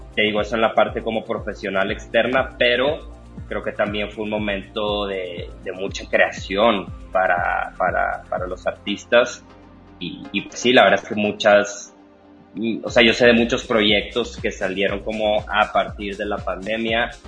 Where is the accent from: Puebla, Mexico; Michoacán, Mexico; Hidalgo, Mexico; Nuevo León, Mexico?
Nuevo León, Mexico; Monterrey; moved away as an adult; yo soy de Monterrey, pero llevo aquí ya este, como cuatro años